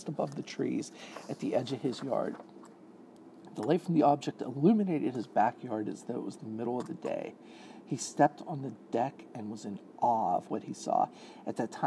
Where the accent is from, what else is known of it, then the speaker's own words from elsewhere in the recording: Pittsburgh, Pennsylvania, United States; I'm from Pittsburgh, Pennsylvania